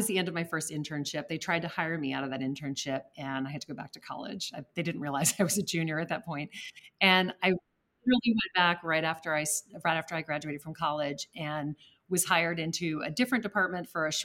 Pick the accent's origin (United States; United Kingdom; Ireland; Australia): United States; Lake Charles, Louisiana; now in New York City, United States; I grew up in Lake Charles, Louisiana, which is not a bastion of art collecting